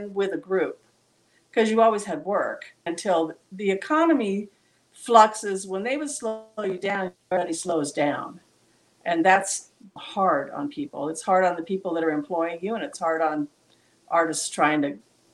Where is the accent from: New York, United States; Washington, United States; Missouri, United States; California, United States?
California, United States; Southern; we're from Southern California